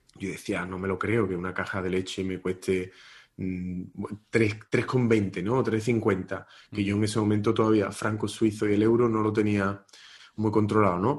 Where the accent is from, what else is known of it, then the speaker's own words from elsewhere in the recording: Marchena, Andalusia, Spain; moved away as an adult; en la escuela de música de mi pueblo, de Marchena